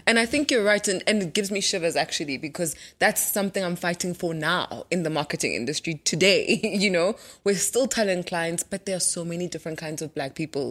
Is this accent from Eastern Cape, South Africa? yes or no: no; Soweto, Gauteng, South Africa; I grew up in Deep Proof